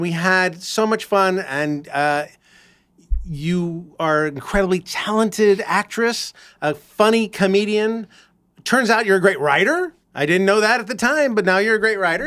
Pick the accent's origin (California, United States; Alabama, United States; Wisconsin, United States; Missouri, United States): California, United States; Los Angeles; I grew up in Los Angeles